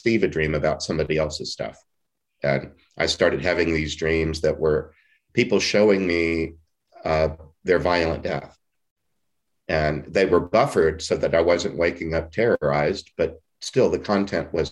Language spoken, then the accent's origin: English; Beaumont, Texas, United States; moved away; I was from Southeast Texas, from Beaumont, the Diocese of Beaumont, east of Houston